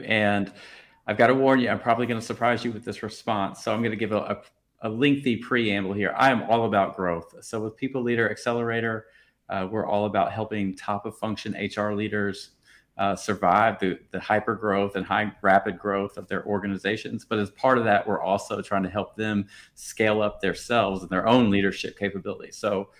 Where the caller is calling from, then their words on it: Paris, Île-de-France, France; I'm calling in from Paris, France.